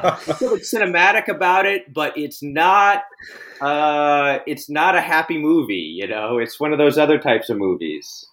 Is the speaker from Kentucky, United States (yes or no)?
no; Texas, United States; I grew up in Texas. I live in Texas